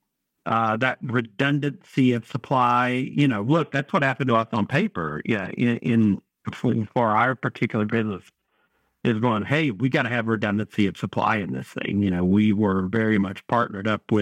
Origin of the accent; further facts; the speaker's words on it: North Carolina, United States; I'm from North Carolina